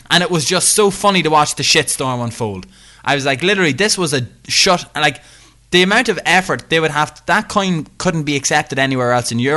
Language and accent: English; northeast of Ireland, Ireland; I'm from the north of, Ireland. I don't live in Northern Ireland. Yeah, I'm from, from the northeast of Ireland.